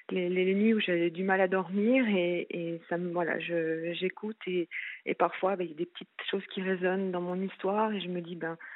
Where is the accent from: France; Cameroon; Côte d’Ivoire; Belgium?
France; now in Switzerland; non, non, non, je suis française et j'avais suivi mon, mon ex-mari en fait.